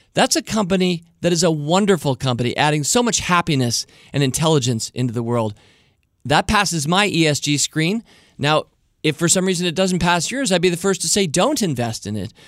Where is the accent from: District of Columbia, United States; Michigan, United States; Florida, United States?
District of Columbia, United States; Washington; I'm born and raised right here in the nation's capital, Washington, D C